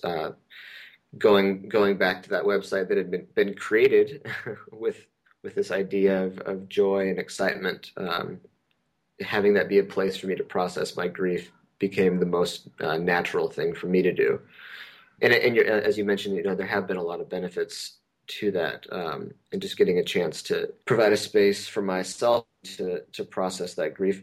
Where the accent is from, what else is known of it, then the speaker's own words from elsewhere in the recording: Pacific Northwest, United States; moved away as an adult; also born or lived in southern Idaho / Princeton, New Jersey / Decatur, Georgia; now in Bay Area, United States; I grew up in the Pacific Northwest